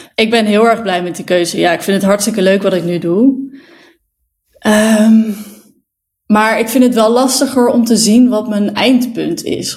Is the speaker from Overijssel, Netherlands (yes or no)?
yes; Zwolle, Overijssel, Netherlands; now in Amsterdam, Netherlands; ik kom uit Zwolle, daar ben ik geboren